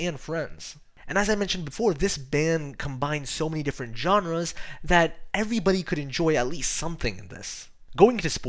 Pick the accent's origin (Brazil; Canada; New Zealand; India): India; I am Indian, I speak Hindi